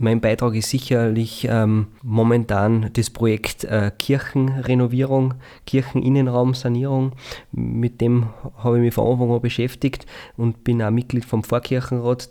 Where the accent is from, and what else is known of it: St. Veit im Pongau, Salzburg, Austria